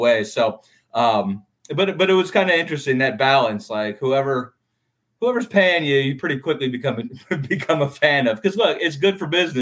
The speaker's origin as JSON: {"language": "English", "town": "Cleveland", "region": "Ohio", "country": "United States", "tie": "born or raised there", "also_born_or_lived": "Detroit", "moved": "as an adult", "lives_now": "Orlando, United States", "said": "I grew up in Cleveland."}